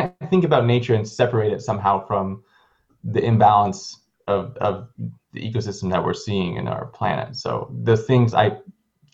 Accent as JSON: {"language": "English", "region": "California", "country": "United States", "said": "I am originally from California."}